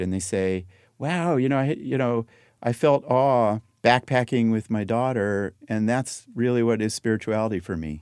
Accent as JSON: {"language": "English", "town": "Los Angeles", "region": "California", "country": "United States", "tie": "born or raised there", "said": "when I was growing up in Laurel Canyon"}